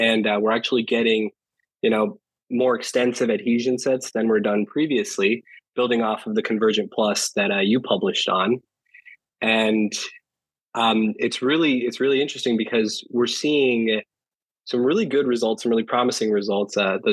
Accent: Fremont, California, United States; moved away as an adult; also born or lived in San Diego, California; now in Wisconsin, United States; I was born and raised in the Bay Area, went to college at UC San Diego, did my master's there

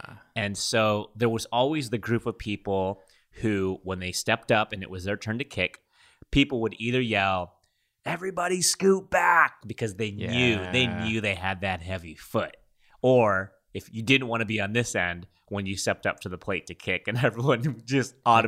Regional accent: London, United Kingdom; I'm from London.

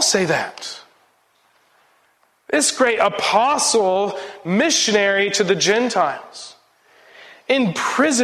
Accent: United States; being an American and the cultural baggage that I bring with me

